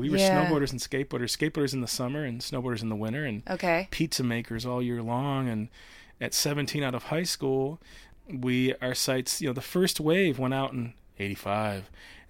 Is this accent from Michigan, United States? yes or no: yes; Traverse City, Michigan, United States; also born or lived in Redford; Well, Northern Michigan, Traverse City, but born in Redford, which is Detroit. So as much as I was a kid of the city. We left when I was four.